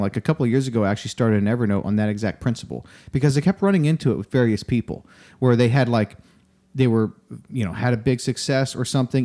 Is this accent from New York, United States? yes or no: yes; Rochester, New York, United States; now in Austin, United States; I'm from Rochester area